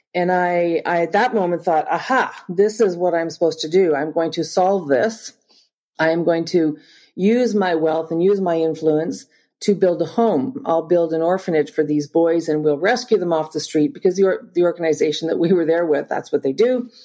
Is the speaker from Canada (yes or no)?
yes; Northern Ontario, Canada; also born or lived in Springfield, Missouri; I'm Canadian and I grew up in Northern Ontario